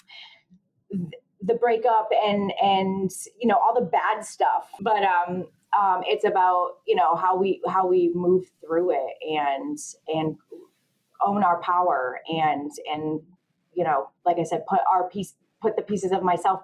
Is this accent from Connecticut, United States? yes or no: yes; Connecticut, United States; I'm 40 years old. I'm from Connecticut